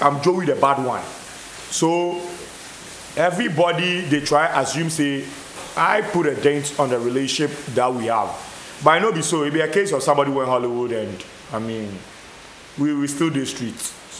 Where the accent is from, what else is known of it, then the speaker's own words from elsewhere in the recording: Accra, Greater Accra, Ghana; I grew up in Osu just like him